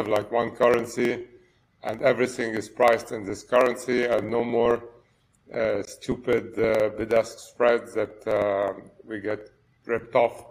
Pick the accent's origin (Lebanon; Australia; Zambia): Lebanon; moved away as an adult; now in France; I was born in Lebanon and grew up there and then moved to study and work in France.